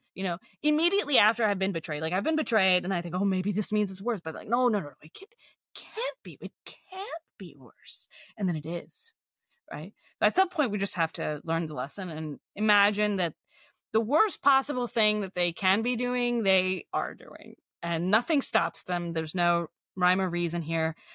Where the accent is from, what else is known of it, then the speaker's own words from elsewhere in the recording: Texas, United States; moved away; my hometown is, like, nothing like it was